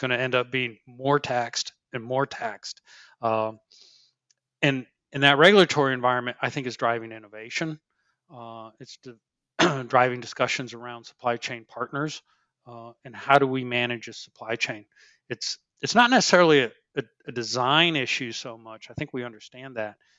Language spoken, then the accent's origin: English; Finger Lakes, New York, United States; moved away; I grew up in the Finger Lakes